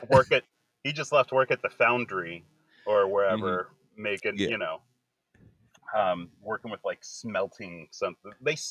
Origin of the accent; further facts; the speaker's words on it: outside of Philly, Pennsylvania, United States; moved away; also born or lived in Florida; I am in Pennsylvania. And I grew up in PA as a kid. So before I moved to Florida, I was up in PA.